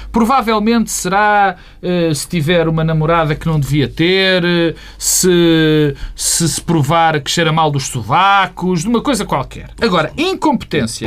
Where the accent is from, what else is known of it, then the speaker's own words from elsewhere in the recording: Portugal; eu, como português